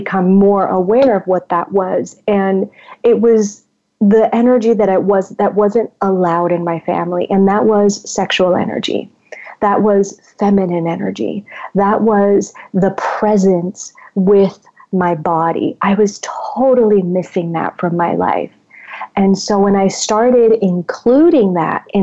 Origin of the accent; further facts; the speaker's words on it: Puerto Rico; I am originally from Puerto Rico, so I am, you know, a Latin woman. And I grew up in a upper middle class Latin home.